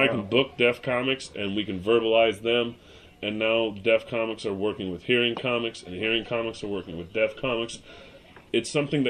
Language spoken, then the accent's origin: English; Seattle, Washington, United States; also born or lived in White Center / Burien / Des Moines, Washington; because I'm from the West.